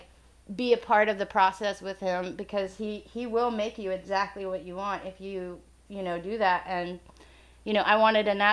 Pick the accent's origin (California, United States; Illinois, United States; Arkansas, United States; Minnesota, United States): Illinois, United States; we're both from Illinois.